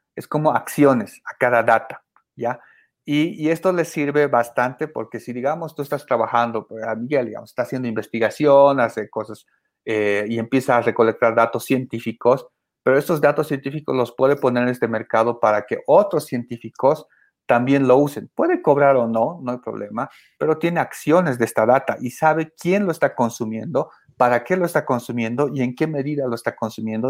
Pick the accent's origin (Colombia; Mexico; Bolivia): Bolivia; en mi país, ¿no? Que es Bolivia